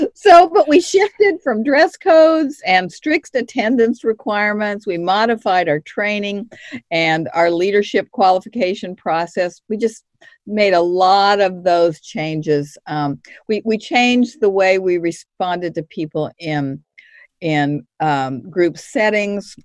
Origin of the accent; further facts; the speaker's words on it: Kansas City, United States; now in San Antonio, United States; I'm from Kansas City. We currently live in San Antonio